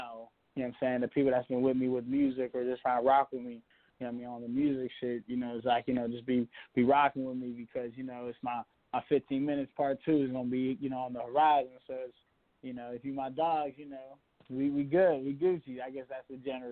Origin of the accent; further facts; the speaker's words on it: Pittsburgh, Pennsylvania, United States; I'm from Pittsburgh